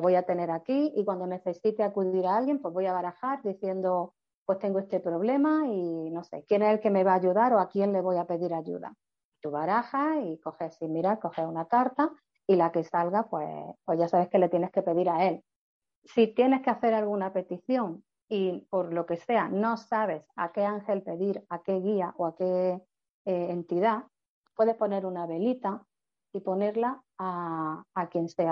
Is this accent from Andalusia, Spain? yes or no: yes; Granada, Andalusia, Spain; soy de Granada y tengo una oficina en Granada